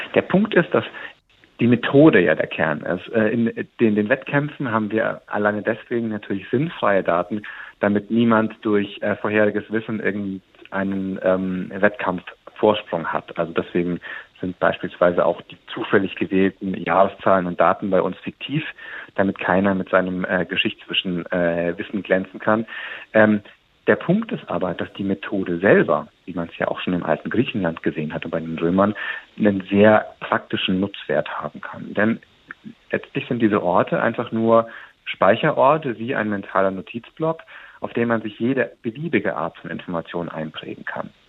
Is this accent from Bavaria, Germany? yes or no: yes; Munich, Bavaria, Germany; meiner Heimatstadt München